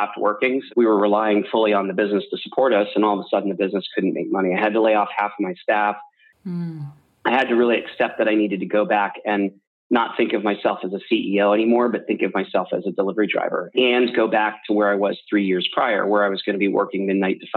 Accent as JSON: {"language": "English", "area": "outside of Philadelphia", "region": "Pennsylvania", "country": "United States", "tie": "born or raised there", "said": "where I grew up outside of Philadelphia"}